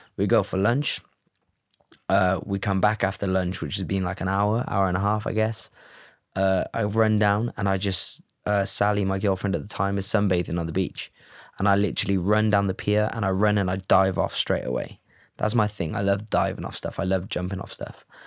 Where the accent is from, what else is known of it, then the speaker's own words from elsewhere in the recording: Cardiff, Wales, United Kingdom; also born or lived in Los Angeles, United States / Amsterdam, Netherlands; now in London, United Kingdom; I'm from Cardiff